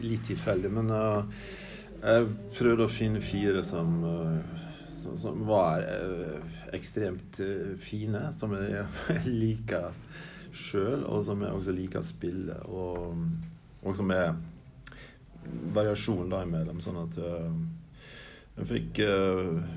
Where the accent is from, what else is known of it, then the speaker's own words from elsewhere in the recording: Vatne, Møre og Romsdal, Norway; i kirka hjemme på Vatnet på Sunnmøre der jeg vokste opp